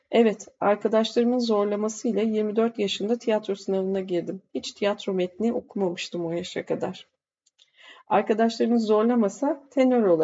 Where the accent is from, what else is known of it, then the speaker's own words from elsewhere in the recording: Ankara, Turkey; born there; Şöyle var, ben Ankara doğumluyum. Biliyorsunuz Ankara'nın seyircisi güzeldir.